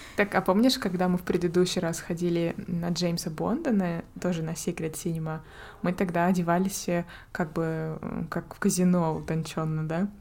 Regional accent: Russia; moved away as an adult; also born or lived in Finland; now in Norway; ты же из России. Как бы да, но я же не из Якутии

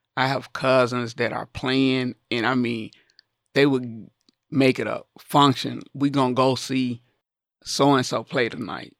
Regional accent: the South, United States; growing up in the South, I played with a lot of my male cousins outside

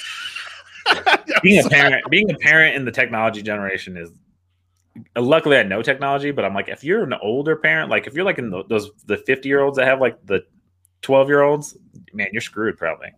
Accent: East Coast, United States; because I grew up on the East Coast, mostly being a military brat.

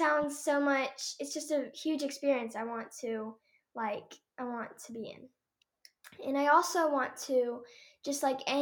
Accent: Sapulpa, Oklahoma, United States; we're from Sepulpa, Oklahoma

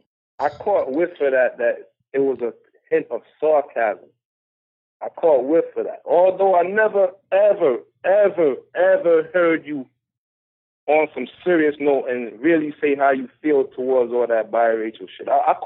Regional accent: New York, United States; now in Las Vegas, United States; I'm from New York.

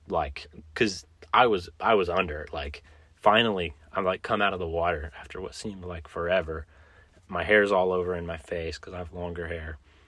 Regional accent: Kansas, United States; It's February, but we're from Kansas.

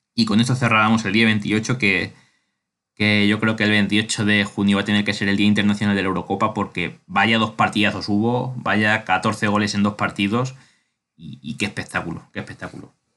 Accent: Spain; soy español

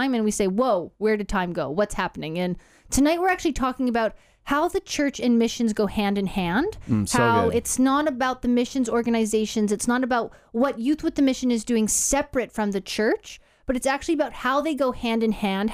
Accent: Canada; accent: Canadian; now in Australia; We've got two Canadian accents in the room

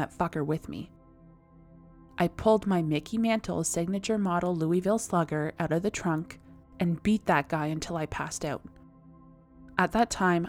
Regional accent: Canada; I am That Canadian.

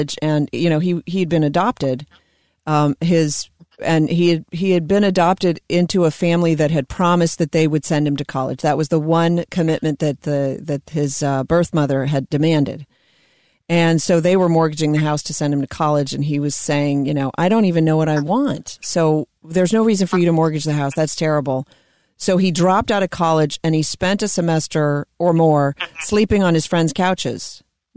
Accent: Mount Lebanon, Pennsylvania, United States; I'm from Mount Lebanon

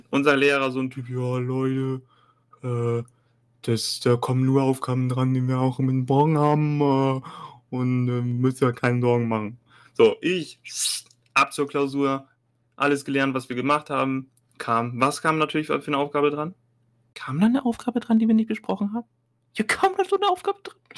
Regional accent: Hamburg, Germany; Als Hamburger Gladbach-Fan Kölsch zu trinken in Hamburg

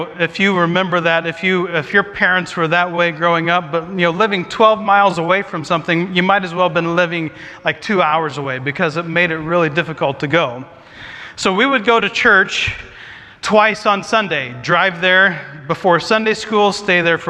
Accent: Jackson, Ohio, United States; moved away as an adult; now in Vancouver, Washington, United States; When I was growing up, we lived in a town called Jackson, Ohio

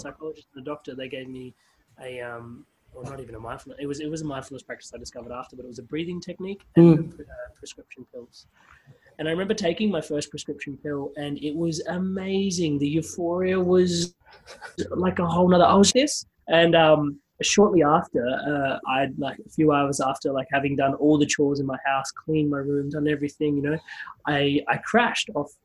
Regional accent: Adelaide, South Australia, Australia; moved away as an adult; also born or lived in Queensland; I left Adelaide and I went to university in Queensland

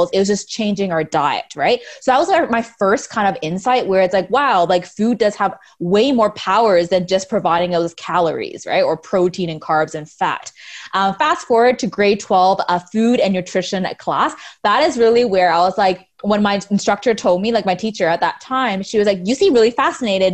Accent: Mississauga, Ontario, Canada; also born or lived in Scarborough / Brampton; I was born in Scarborough, and then I was raised mostly in Mississauga. So most of my life, I actually lived in Mississauga

